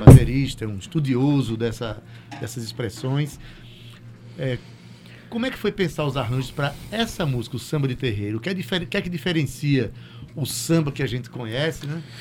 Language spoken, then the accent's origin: Portuguese; Itabaiana, Paraíba, Brazil; Como Sivuca, como Ratinho né, que são da minha cidade, Itabaiana